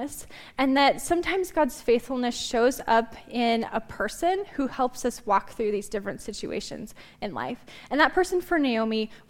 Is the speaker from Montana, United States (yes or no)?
yes; Glendive, Montana, United States; I grew up in Glendive